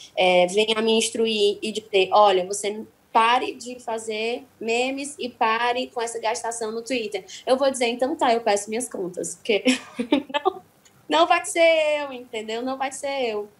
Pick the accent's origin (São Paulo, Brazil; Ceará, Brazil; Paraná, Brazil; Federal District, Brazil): Ceará, Brazil; Eu sou cearense e eu, como brasileira e cearense